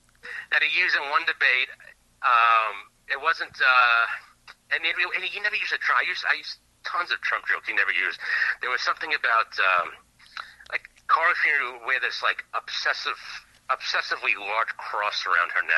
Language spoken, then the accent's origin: English; New York, United States; I came from New York